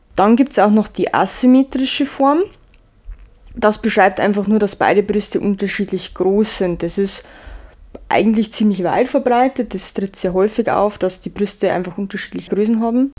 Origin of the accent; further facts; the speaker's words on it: Bavaria, Germany; bei uns in Bayern